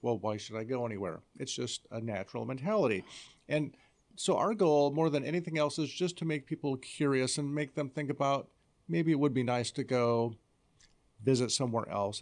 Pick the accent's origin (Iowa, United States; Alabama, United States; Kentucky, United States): Iowa, United States; I'm from Iowa